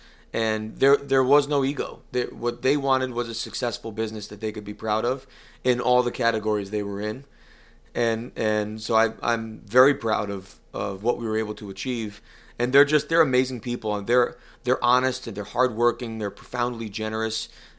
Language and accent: English; Connecticut, United States; No. And I come from I don't want to say a poor area, because it's certainly very rich in culture but it's not a wealthy area. When you think of Connecticut, it is not the Martha Stewart corner